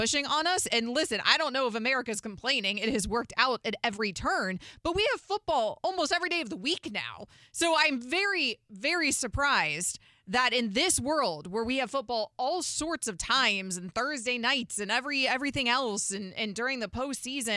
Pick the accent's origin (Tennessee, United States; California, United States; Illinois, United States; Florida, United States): Florida, United States; I'm a Floridian. I'm from Florida. I live in Florida